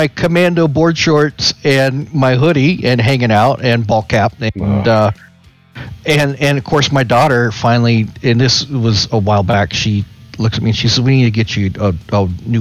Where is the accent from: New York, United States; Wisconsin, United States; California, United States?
California, United States; Northern; I was born and raised in Northern California, out near the coast